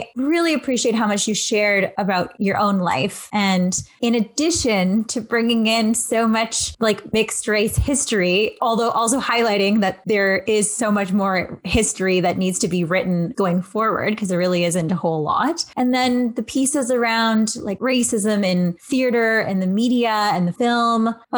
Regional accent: Canada; So I know I'm Filipino and Canadian

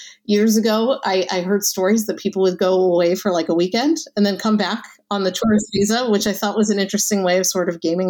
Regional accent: United States; moved away as an adult; now in Israel; I'm originally from the States

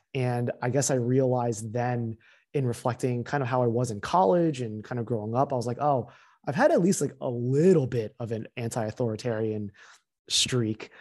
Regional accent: central New Jersey, United States; moved away as an adult; also born or lived in Pennsylvania; now in New York, United States; I also grew up in central New Jersey

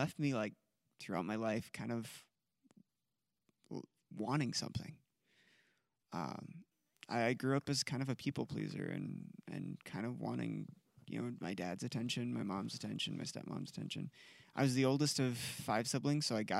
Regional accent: Iowa, United States; I grew up in Iowa

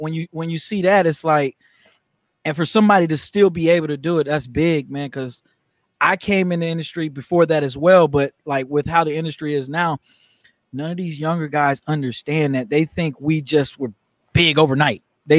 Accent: Germany; also born or lived in Louisiana / North Carolina; now in United States; Well, I lived in North Carolina. I'm not from there. I'm from Germany.

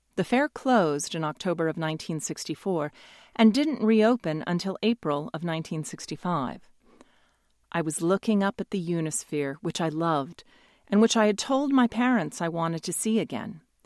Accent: New York, United States; born or raised there

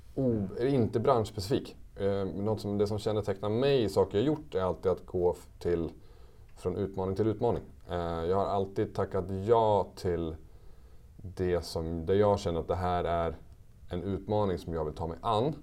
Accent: Västerås, Västmanland, Sweden; also born or lived in Switzerland; jag är ju från Västerås i grunden

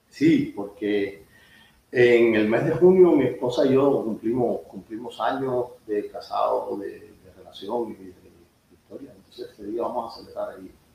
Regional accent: Cuba; moved away as an adult; also born or lived in Seville, Spain; now in United States; yo creo que los cubanos siempre fuimos

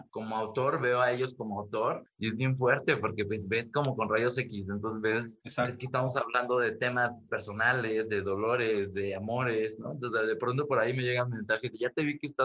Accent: Mexico; yo me considero un artista mexicano con una mirada global, con intenciones galácticas

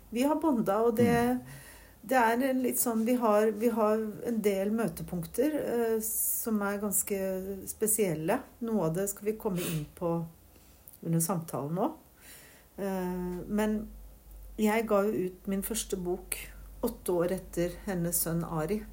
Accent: Troms, Norway; moved away; also born or lived in Lofoten; Jeg er født i Tromsø. Ja. Så bodde både i indre Troms ja. og på Lofot, i Lofoten

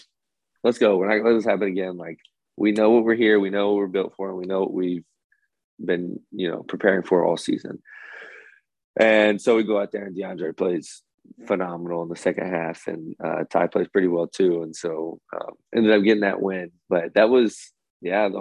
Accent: Indiana, United States; I'm from Indiana. So that's 90 minutes from Indianapolis from where I'm from

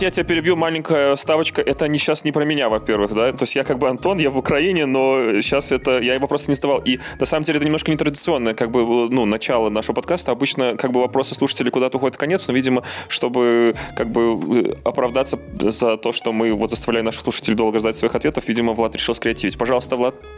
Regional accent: Belarus; now in Lviv, Ukraine; Я из Львова, но я белорус, и сердцем я с Беларусью

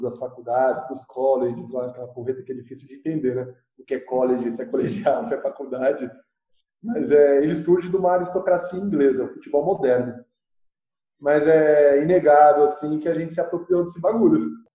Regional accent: São Paulo, Brazil; now in Rio Claro, Brazil; eu estou em Rio Claro, mas eu sou de São Paulo

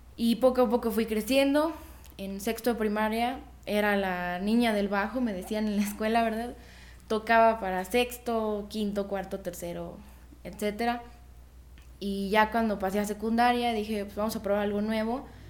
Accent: Mexico; yo soy mexicana, orgullosamente mexicana

